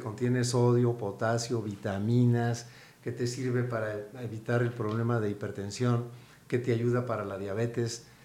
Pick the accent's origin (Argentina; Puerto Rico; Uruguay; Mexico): Mexico